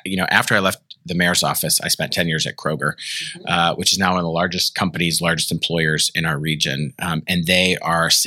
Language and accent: English; Columbus, Ohio, United States; also born or lived in Cincinnati, Ohio; I grew up in Columbus, Ohio